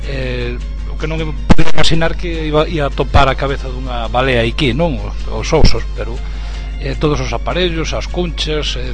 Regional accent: Chantada, Galicia, Spain; eu son de Chantada, da zona o é, eh, no interior de Lugo, non?

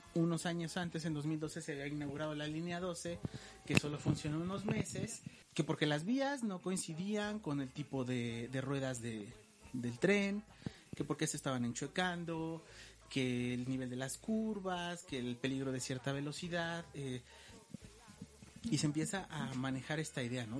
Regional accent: Mexico; como buenos mexicanos

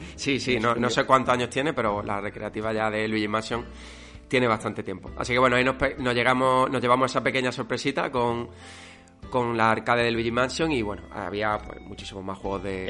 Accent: Málaga, Andalusia, Spain; los dos somos de Málaga.

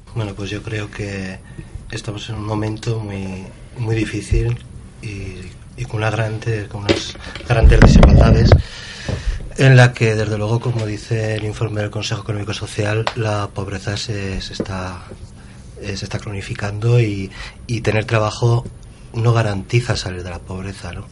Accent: Alcañiz, Aragon, Spain; territorio de donde yo vengo, ¿no? donde el hospital de Alcañiz

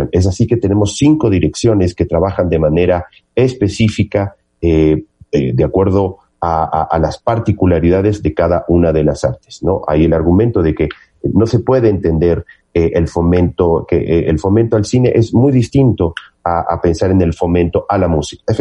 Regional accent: Ecuador; y he instado a quien considere, como cualquier otro ecuatoriano o ecuatoriana, que este es, eh, hay un eh, viso de inconstitucionalidad en el decreto

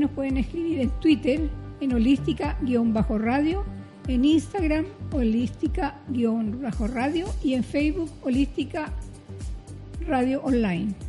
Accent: Iquique, Tarapacá, Chile; yo soy del norte, soy de Iquique

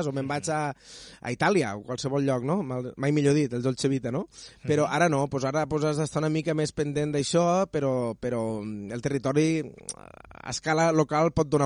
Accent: Catalonia, Spain; Sempre m'he omplit la boca de dir que sóc de les Terres de l'Ebre

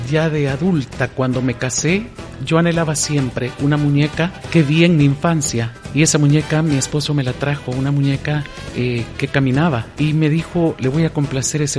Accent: Santa Ana, El Salvador; La montaña, mi infancia, que es en Santa Ana

